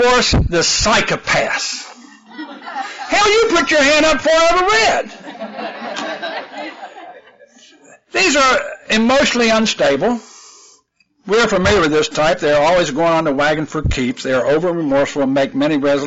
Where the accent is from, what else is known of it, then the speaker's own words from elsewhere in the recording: West Virginia, United States; moved away; I'm originally from West Virginia, and where I lived in West Virginia, we had real fertile soil.